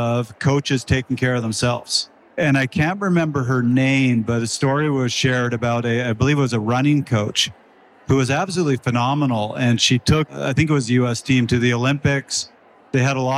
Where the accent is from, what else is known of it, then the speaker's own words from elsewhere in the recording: Canada; I'm Canadian